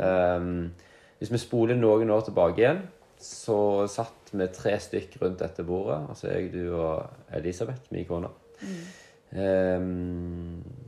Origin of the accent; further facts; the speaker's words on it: Luster, Vestland, Norway; moved away as an adult; now in Jørpeland, Norway; men jeg kommer fra den fantastiske plassen Luster i Sogn og Fjordane